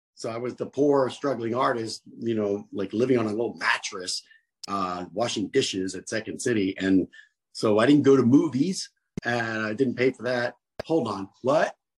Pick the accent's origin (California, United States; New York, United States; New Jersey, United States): New Jersey, United States; I'm from Jersey